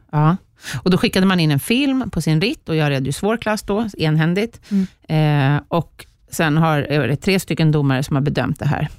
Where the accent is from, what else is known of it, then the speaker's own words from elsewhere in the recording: Sweden; jag var femte bästa svensk